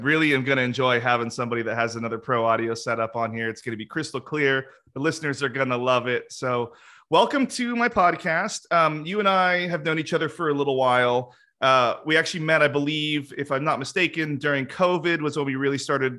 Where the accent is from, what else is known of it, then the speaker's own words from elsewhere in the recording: Salem, Oregon, United States; I grew up in Salem, so I'm familiar.